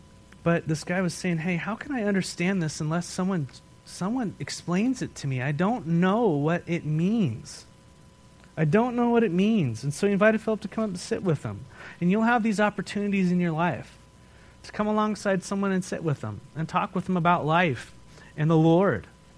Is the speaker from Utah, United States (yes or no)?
no; Escondido, California, United States; I'm like, that's where we're from. That's where we came here from.